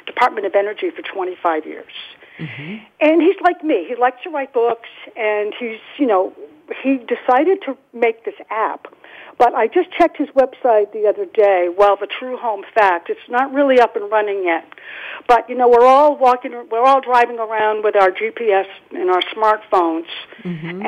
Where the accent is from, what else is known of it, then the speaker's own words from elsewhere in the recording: Massachusetts, United States; I'm from Massachusetts